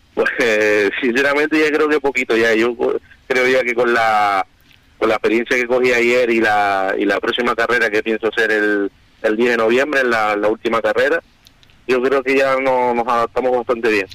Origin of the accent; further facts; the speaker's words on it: Canary Islands, Spain; aquí todos somos canarios